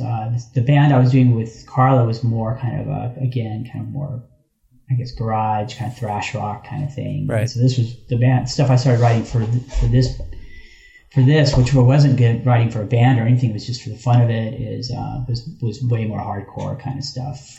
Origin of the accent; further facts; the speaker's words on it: Los Angeles, California, United States; who I grew up with in in Hollywood, him and Flea.